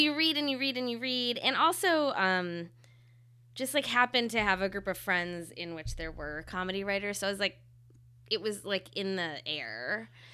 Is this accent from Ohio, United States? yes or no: yes; Ohio, United States; moved away as an adult; I'm from Ohio and I'm Indian